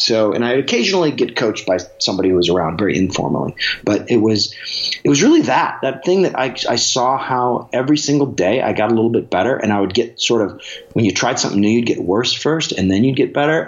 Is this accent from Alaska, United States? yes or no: yes; Alaska, United States; Growing up in Alaska